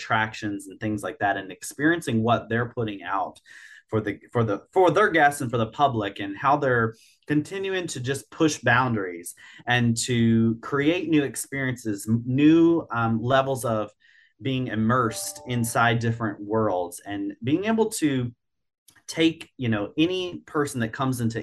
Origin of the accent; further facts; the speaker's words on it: Virginia, United States; I grew up in Virginia, not far from Busch Gardens, Williamsburg